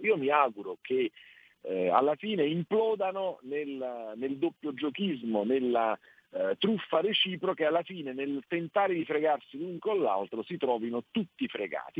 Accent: Naples, Campania, Italy; io sono napoletano

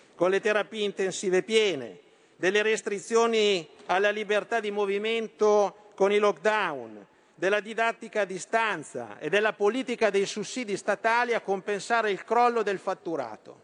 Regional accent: Lombardy, Italy; Da Lombardo e da Leghista

